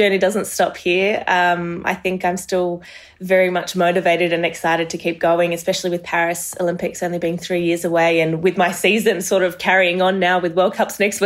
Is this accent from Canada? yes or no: no; Australia; also born or lived in Marseille, France; I was born there, and we moved to Australia when I was about 3-4 years old